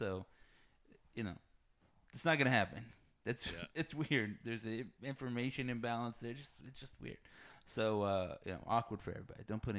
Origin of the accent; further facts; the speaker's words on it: Texas, United States; I grew up in Texas.